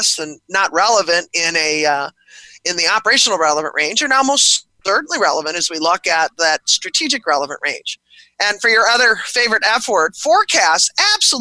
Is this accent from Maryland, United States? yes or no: no; Buffalo, New York, United States; I was born and raised in Buffalo, New York